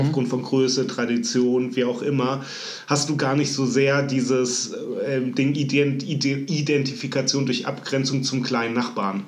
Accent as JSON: {"language": "German", "town": "Frankfurt", "region": "Hesse", "country": "Germany", "accent": "Frankfurterisch", "said": "wie sehr ich dann auch in so ein Frankfurterisch switche, wenn ich mit Leuten unterwegs bin, die auch meine Sprache sprechen."}